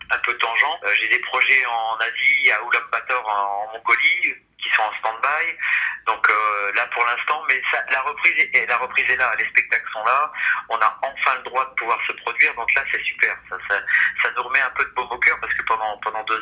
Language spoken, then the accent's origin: French; Normandy, France; moved away; also born or lived in Champagne-Ardenne; Donc j'ai fini par m'implanter en Champagne-Ardenne, mais je suis originaire de Normandie.